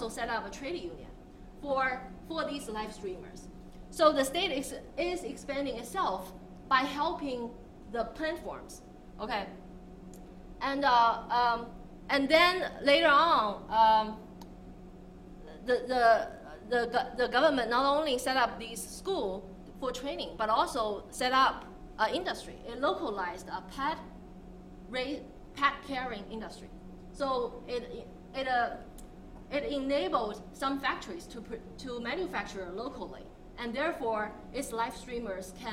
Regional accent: Hangzhou, Zhejiang, China; I'm from Hangzhou, and anyone who visited Hangzhou knows that it's a city that hosts Alibaba

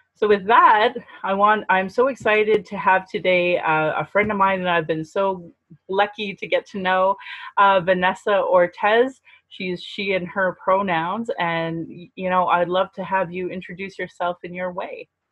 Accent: Calgary, Alberta, Canada; I acknowledge my DNA lineage and that I was born here in Calgary

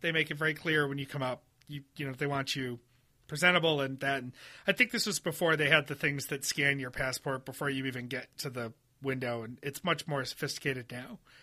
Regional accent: United States; I'm American

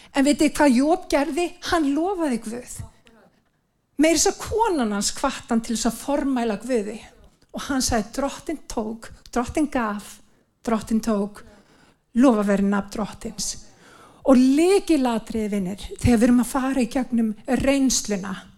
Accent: Iceland; við sem Íslendingar, við erum blessaði líður

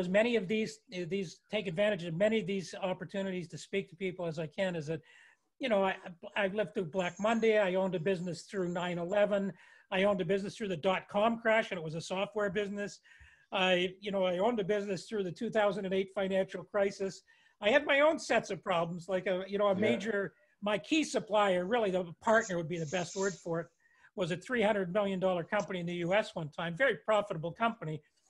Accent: Toronto, Ontario, Canada; I mean, I grew up in Toronto.

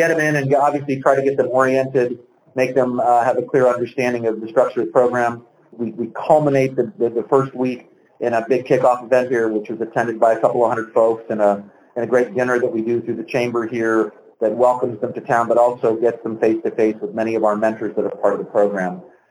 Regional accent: Northeast, United States; now in Little Rock, United States; Little Rock thinks they have traffic. I grew up in the Northeast. My God, that's traffic.

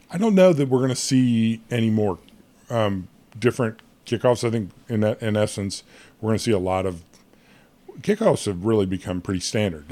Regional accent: United States; I'm an American

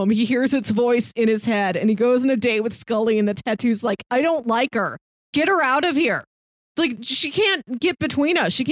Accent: St. Louis, Missouri, United States; I'm from St. Louis.

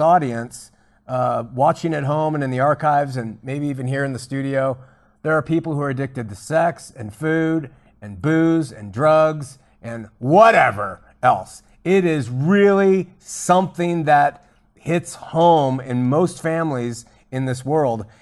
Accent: Huntington Beach, California, United States; now in Utah, United States; growing up in Huntington Beach

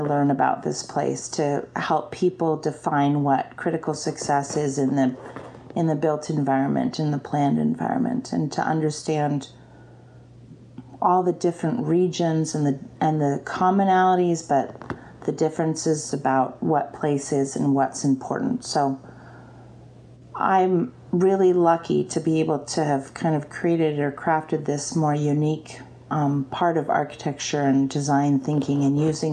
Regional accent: Anchorage, Alaska, United States; also born or lived in Seattle / Chicago; I love Anchorage. It's where I grew up

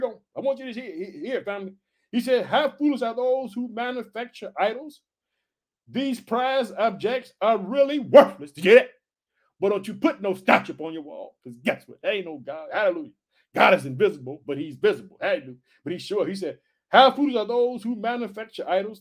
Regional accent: Illinois, United States; We're heard in Illinois, which is my home state. I reside in the city of Chicago

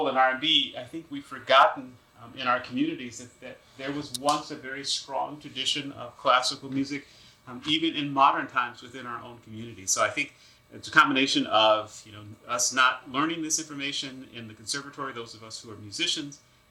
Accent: Chicago, Illinois, United States; moved away as an adult; now in New York City, United States; I grew up in Chicago, and I grew up on the south side of Chicago, in a neighborhood called South Shore and then Hyde Park

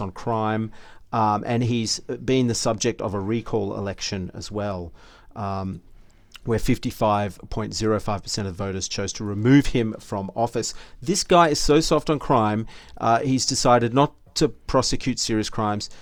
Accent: Australia; we're three Aussie blokes

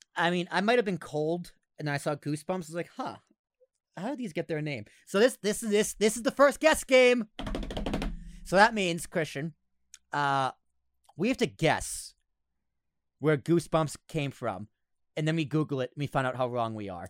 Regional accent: United States; we're American

